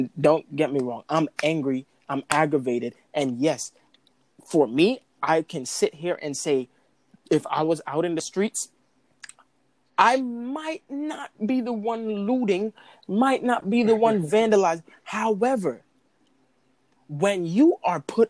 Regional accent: New York City, New York, United States; I come from Brooklyn.

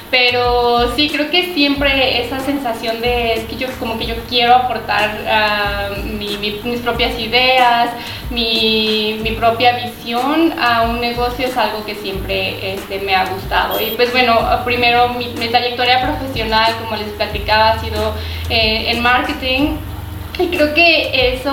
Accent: Zacatecas, Mexico; moved away as an adult; also born or lived in León, Mexico; now in Amsterdam, Netherlands; yo soy de Zacatecas. Eh, aquí viví, estudié hasta mi maestría. Bueno, la maestría la hice en León

